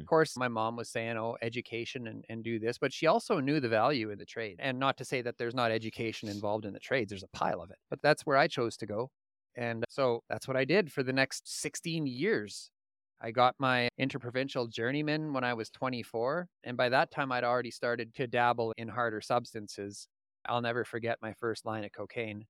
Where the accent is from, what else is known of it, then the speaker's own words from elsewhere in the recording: Indian Head, Saskatchewan, Canada; also born or lived in Regina, Saskatchewan; I was born in Regina, Saskatchewan. I spent the first eight years of my life in a small town called Indian Head, Saskatchewan, and from that point on, we bounced all over the province